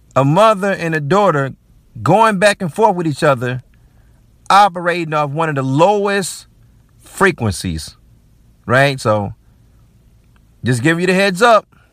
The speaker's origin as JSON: {"language": "English", "country": "United States", "said": "as Black American men."}